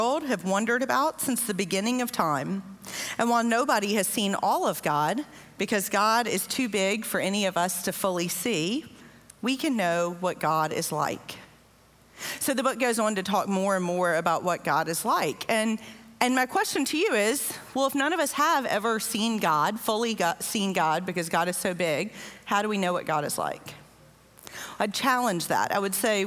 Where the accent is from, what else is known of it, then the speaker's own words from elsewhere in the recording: Louisiana, United States; now in Southeast Texas, United States; I am from Louisiana, which is even flatter. In fact, just like 15 minutes from my house in Louisiana